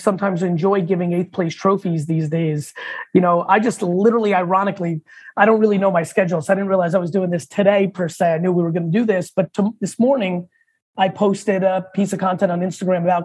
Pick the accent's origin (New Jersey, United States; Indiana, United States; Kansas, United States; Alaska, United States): New Jersey, United States; Edison; also born or lived in Soviet Union / Queens, New York; I was born in the Soviet Union. I moved to Queens when I was three, lived there for a couple of years, and I mainly grew up in Edison, New Jersey